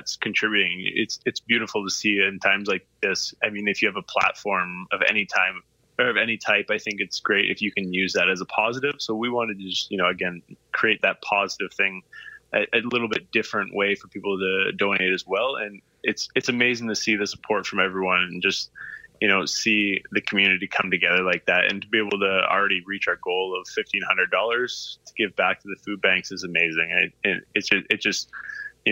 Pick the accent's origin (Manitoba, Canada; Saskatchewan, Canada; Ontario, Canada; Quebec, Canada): Saskatchewan, Canada; we're from Saskatchewan, the flattest of places.